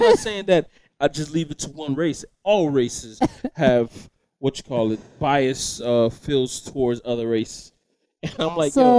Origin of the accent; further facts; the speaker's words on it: the South, United States; I was born and raised in the South